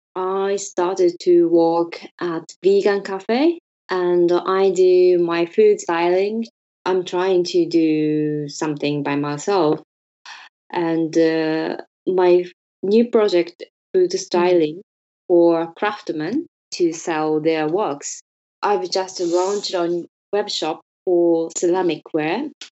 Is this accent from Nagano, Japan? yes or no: no; Hyogo, Japan; English is a second language; moved away as an adult; also born or lived in London, United Kingdom; now in Tokyo, Japan; I was born in Hyogo near Osaka. I studied interior design in Tokyo, so I moved to Tokyo.